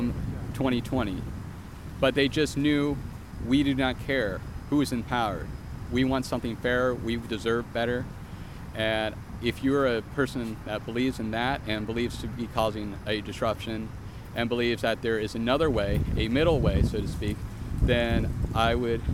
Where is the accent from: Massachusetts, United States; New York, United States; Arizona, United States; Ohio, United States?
Ohio, United States; Dayton; my hometown of Dayton